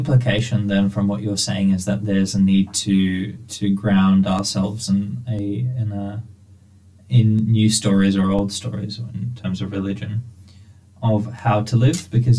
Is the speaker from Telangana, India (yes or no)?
yes; Hyderabad, Telangana, India; Oh, it's a place called Hyderabad. So it's a very diverse religious background because...